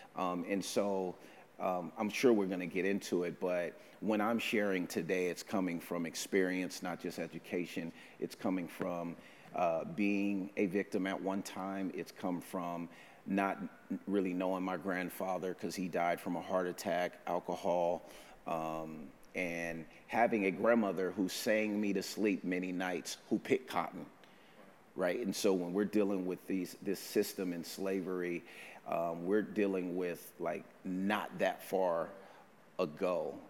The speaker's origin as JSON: {"language": "English", "town": "Oakland", "region": "California", "country": "United States", "moved": "as an adult", "lives_now": "Vancouver", "said": "I'm from Oakland, California"}